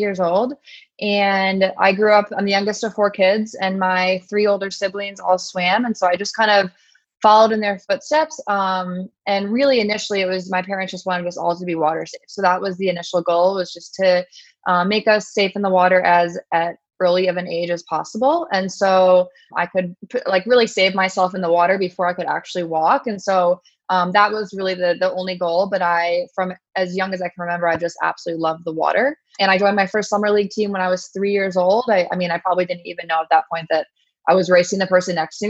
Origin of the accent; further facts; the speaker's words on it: New York, United States; moved away as an adult; also born or lived in North Carolina / California; I grew up in New York and then went to school in North Carolina at Duke.